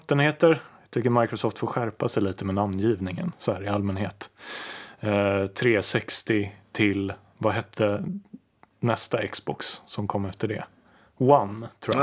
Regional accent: Lidingö, Stockholm County, Sweden; jag är ju uppvuxen på Lidingö

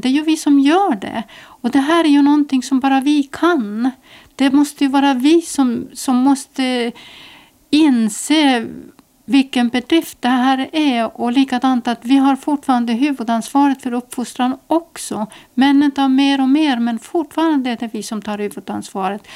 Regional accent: Estonia; now in Åland, Finland; jag är ju född mitt i Estland i, inlandet

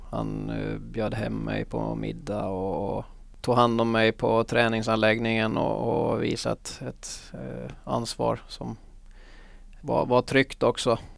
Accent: Finland; also born or lived in Liverpool; att jag var en finsk spelare som kan spela ihop i landslag och, och sånt framöver

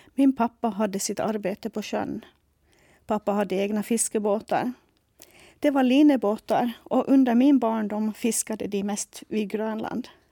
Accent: Sandavágur, Faroe Islands; Swedish is a second language; moved away as an adult; also born or lived in Nuuk, Greenland; now in Åland, Finland; Jag upplevde det tryggt och bra att växa upp hemma i Sandavaj

